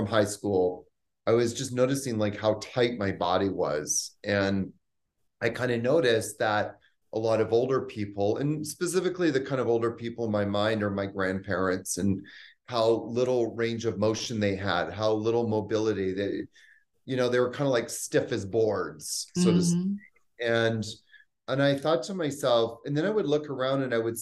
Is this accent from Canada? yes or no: yes; Canada; also born or lived in New York / Haiti / Bahamas; now in Costa Rica; I'm originally from Canada. I lived in New York for 10 years. I also lived in the Haiti and the Bahamas